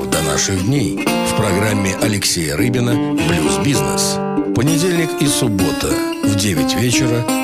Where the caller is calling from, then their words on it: Berlin, Germany; сегодня звоню из города до Берлина.